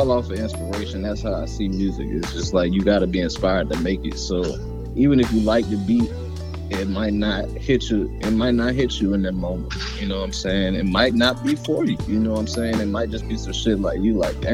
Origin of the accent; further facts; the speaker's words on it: Waldorf, Maryland, United States; also born or lived in Denver, Colorado; I'm from Maryland. I'm from the DMV area, you know, Waldorf, Maryland, to be specific